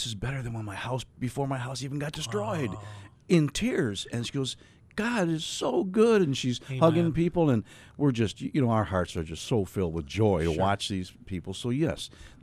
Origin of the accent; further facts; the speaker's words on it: New York, United States; I'm from New York